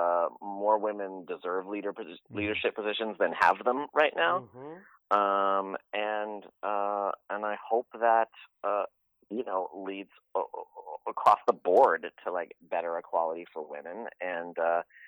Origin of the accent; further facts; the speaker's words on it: San Francisco, California, United States; I'm Persian American, born and raised in San Francisco.